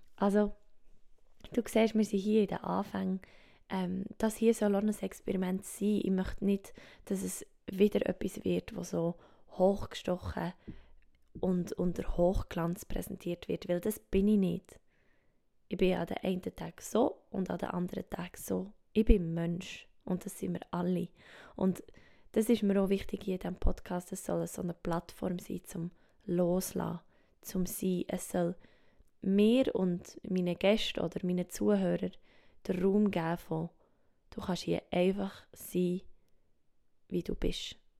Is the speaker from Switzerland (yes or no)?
yes; Switzerland; accent: Swiss German; first language Swiss German; German is a second language; Meine Muttersprache ist doch Schweizerdeutsch.